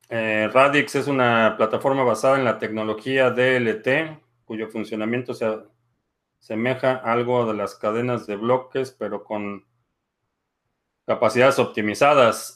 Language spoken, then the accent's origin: Spanish; Mexico; como mexicanos